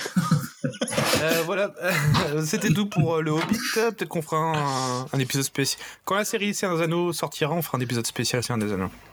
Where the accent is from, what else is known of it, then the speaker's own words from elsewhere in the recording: France; je suis français